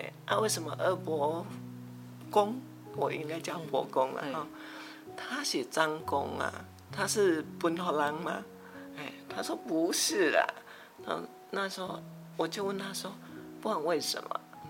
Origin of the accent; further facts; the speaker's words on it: Taiwan; 那是我刚结婚的时候，啊，因为我是闽南人。对客家也不太了解，虽然我们只是隔了一条新湖尾溪